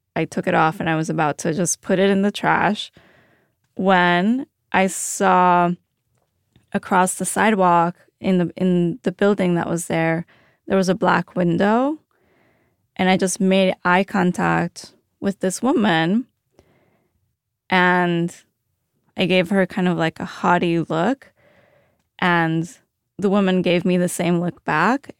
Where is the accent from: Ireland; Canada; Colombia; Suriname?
Colombia; moved away; also born or lived in Chicago; I grew up in fear living in Colombia